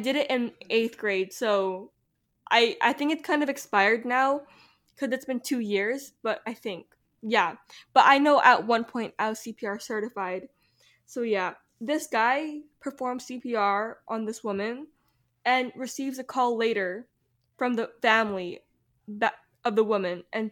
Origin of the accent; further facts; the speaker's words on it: Texas, United States; we are living in Texas. We are from Texas